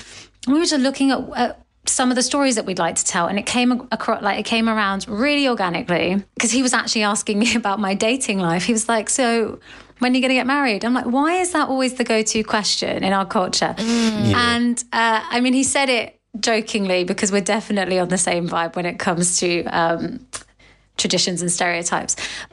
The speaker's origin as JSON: {"language": "English", "country": "United Kingdom", "said": "the duality of being British and Asian, which I obviously am"}